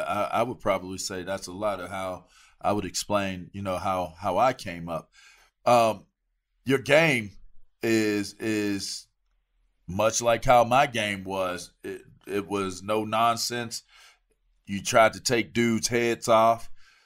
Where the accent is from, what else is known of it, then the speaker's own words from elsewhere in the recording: East Coast, United States; You know, I'm from the East Coast, so maybe it's the ignorance.